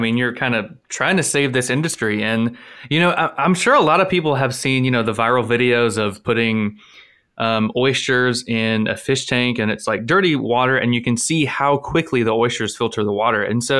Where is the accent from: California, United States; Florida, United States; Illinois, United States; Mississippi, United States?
Florida, United States; Blountstown; being raised in Florida, I mean, I'm from Bluntstown, and you know the Apalachicola River goes right through it.